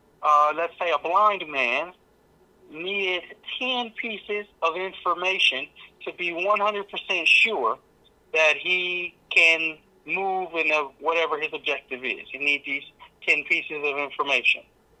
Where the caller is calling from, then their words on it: Shelbyville, Tennessee, United States; I'm calling from Shelbyville, Tennessee.